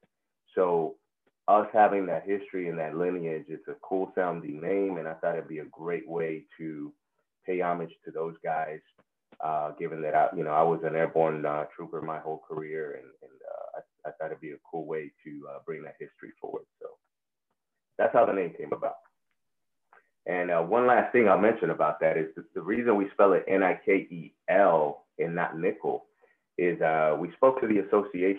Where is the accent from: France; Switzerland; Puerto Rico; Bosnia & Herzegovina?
Puerto Rico; first language Spanish; English is a second language; now in San Antonio, United States; I'm a native of Puerto Rico. That's where I'm from. That's where I was raised. Spanish is my first language, but now English is what I use every day